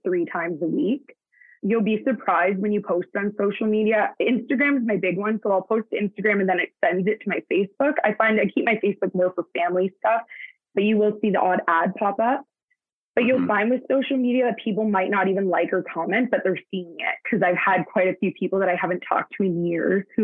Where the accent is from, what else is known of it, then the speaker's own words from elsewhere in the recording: Hamilton, Ontario, Canada; now in Brantford, Canada; I was born and raised in Hamilton, Ontario.